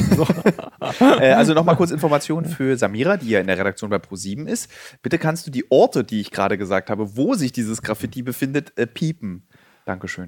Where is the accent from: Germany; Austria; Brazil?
Germany; Berlin; damit haben wir Berliner, also die gebürtigen Berliner